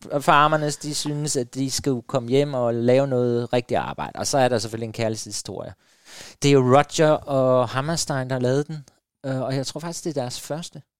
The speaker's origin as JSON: {"language": "Danish", "town": "Hårby", "region": "Southern Denmark", "country": "Denmark", "tie": "born or raised there", "moved": "yes", "said": "hjemme på Fyn, nede i Hårby, hvor der er mest fodbold og boldklubber og alt det"}